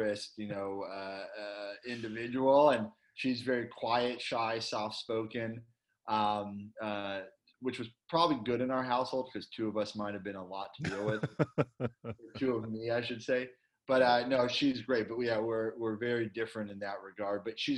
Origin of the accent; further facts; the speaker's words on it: Los Angeles, California, United States; I grew up in Westwood, you know, and I just grew up in the sunshine